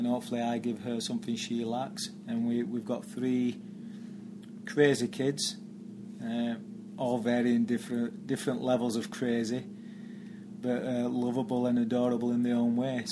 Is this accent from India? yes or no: no; Barnsley, Yorkshire and the Humber, United Kingdom; moved away as an adult; now in New York, United States; I played for Barnsley as a youth player. They're my hometown team